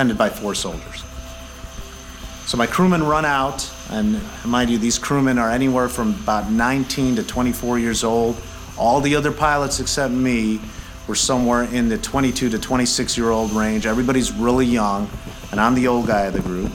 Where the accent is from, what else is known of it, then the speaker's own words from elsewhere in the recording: Chicago, Illinois, United States; I'm from Chicago, Illinois.